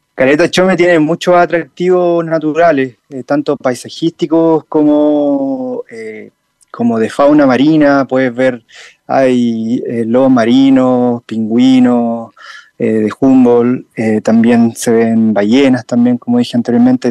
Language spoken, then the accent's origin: Spanish; Linares, Maule, Chile; also born or lived in Talcahuano; en la localidad Linares, donde yo nací